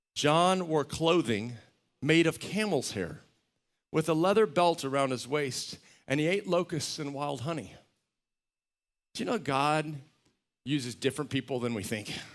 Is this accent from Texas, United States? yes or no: yes; Texas, United States; a little, little ranch I grew up on in Texas